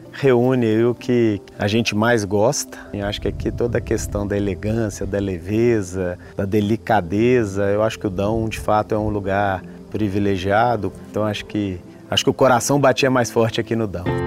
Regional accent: Brazil; now in Portugal; como brasileiros

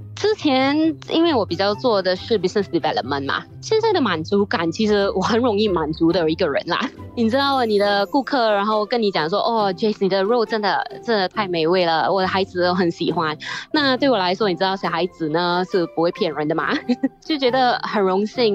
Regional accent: Singapore; 我们新加坡人都最爱的就是吃

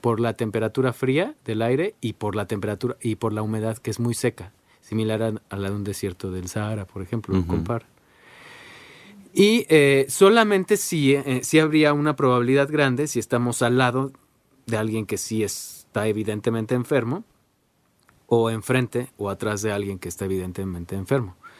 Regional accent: Mexico

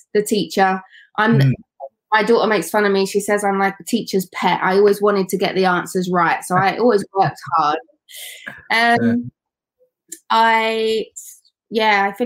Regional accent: London, United Kingdom; moved away as an adult; also born or lived in Doncaster; I grew up in East London, in Newham.

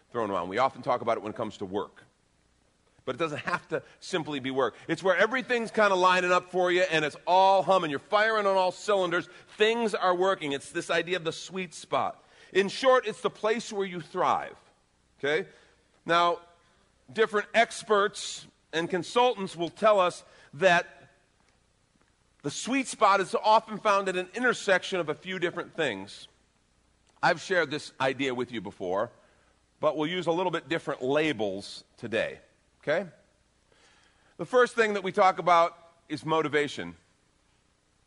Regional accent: Chicago, Illinois, United States; I grew up in Chicago

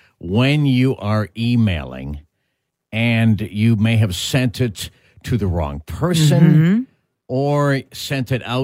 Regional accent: Toronto, Ontario, Canada; now in Winnipeg, Canada; personally I grew up in Toronto, but my dad was a Canadiens fan.

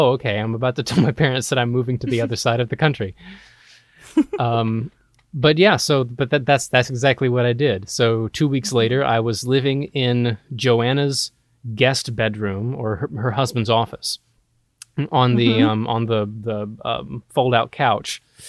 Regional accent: Georgia, United States; now in Los Angeles, United States; I'm from Georgia originally, and I was a theater major in Georgia, Georgia Southwestern.

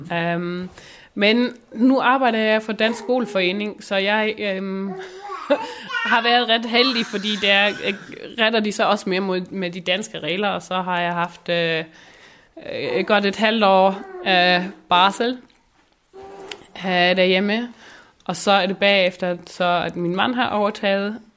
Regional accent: Schleswig-Holstein, Germany; først og fremmest er jeg friser, så er jeg dansker, og så er jeg tysker.

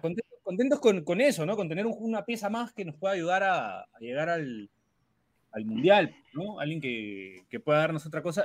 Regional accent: Peru

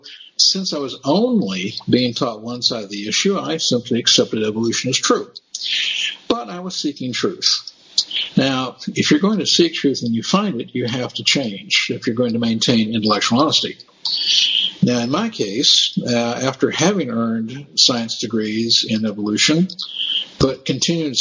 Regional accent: Berkeley, California, United States; also born or lived in San Francisco; I attended my elementary and junior high school years in Berkeley

